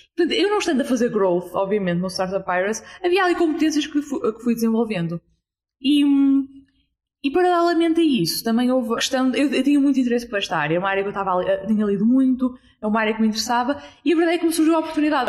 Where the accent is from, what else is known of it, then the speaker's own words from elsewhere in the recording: Porto, Norte, Portugal; 27 anos, ah, sou do Porto